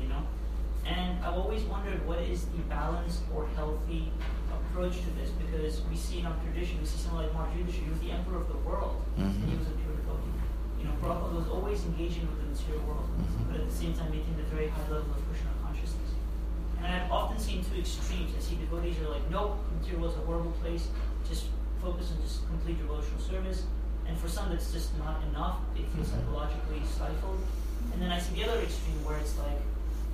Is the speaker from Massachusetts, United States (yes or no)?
no; Chicago, Illinois, United States; I come from Chicago